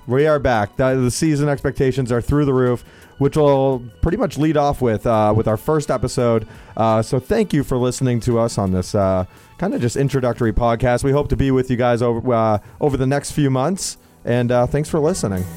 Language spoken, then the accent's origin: English; New Hampshire, United States; I grew up in New Hampshire